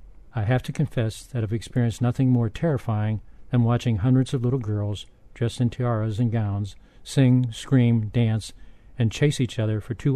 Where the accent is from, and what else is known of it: Pittsburgh, Pennsylvania, United States; born or raised there; moved away